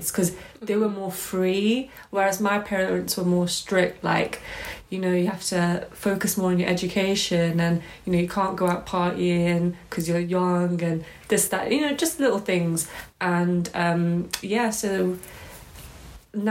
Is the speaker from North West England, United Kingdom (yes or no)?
no; Wales, United Kingdom; I was born and raised in Wales, but my parents, they're from a Pakistani background